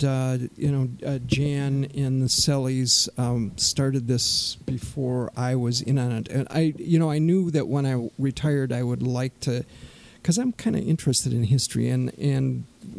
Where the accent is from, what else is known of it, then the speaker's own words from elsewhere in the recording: Turtle Lake, Wisconsin, United States; I'm a native of Turtle Lake, like you, Mark